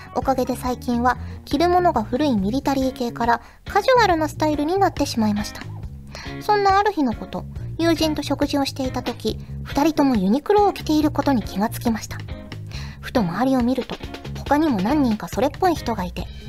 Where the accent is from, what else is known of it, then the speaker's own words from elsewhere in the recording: Kyushu, Japan; now in Tokyo, Japan; 九州出身の私は